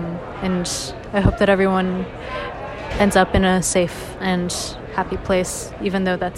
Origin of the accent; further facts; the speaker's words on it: Taiwan; moved away; also born or lived in Shanghai, China; a junior from Taiwan, but my family lives in Shanghai, China.